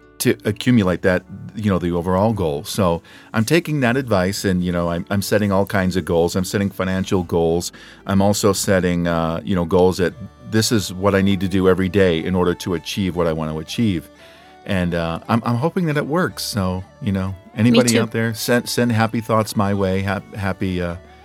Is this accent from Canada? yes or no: no; Scotland, United Kingdom; being Scottish